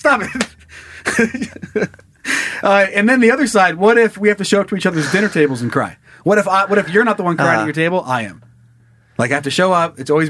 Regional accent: Sun Valley, Idaho, United States; a town like where I grew up in Sun Valley, Idaho, you're already at 6,500 feet.

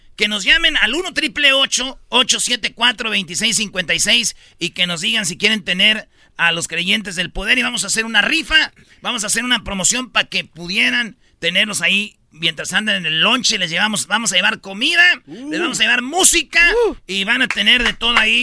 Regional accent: Santa Maria, California, United States; crecí, viví muchos años en Santa María, California

